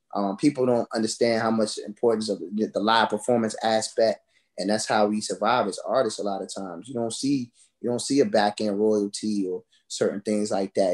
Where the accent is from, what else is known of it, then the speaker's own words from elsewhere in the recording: United States; also born or lived in Orange, New Jersey; I grew up here, you know, in the DMV area